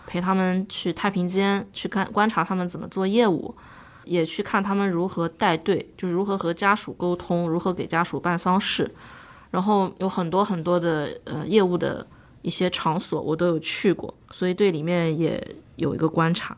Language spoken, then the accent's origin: Chinese; Chongming Island, Shanghai, China; 我的家乡是在上海的崇明岛